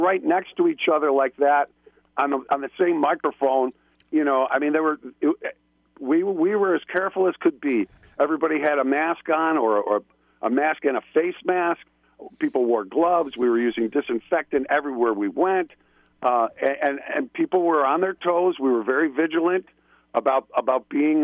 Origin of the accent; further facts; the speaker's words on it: Buffalo, New York, United States; accent: flat A's, East Coast; moved away; I'm from originally from Buffalo, New York. You can probably hear it in my flat A's and my East Coast